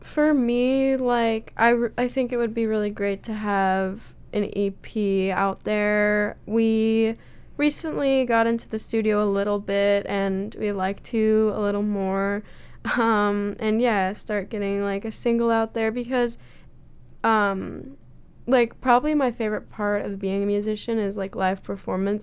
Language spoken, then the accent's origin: English; Southern Oregon, United States; I'm from Southern Oregon